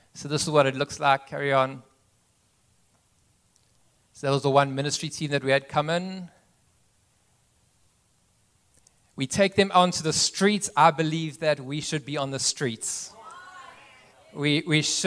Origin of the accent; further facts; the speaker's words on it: east coast, South Africa; moved away as an adult; also born or lived in Cape Town, South Africa; now in United States; I actually grew up on the east coast of South Africa.